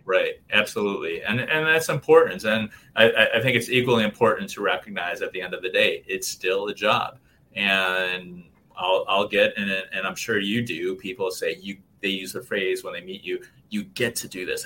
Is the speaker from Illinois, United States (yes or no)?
yes; Chicago, Illinois, United States; I was born and raised in Chicago